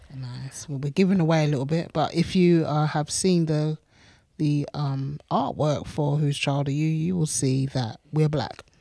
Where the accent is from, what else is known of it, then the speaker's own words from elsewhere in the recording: England, United Kingdom; moved away as an adult; to the church that I grew up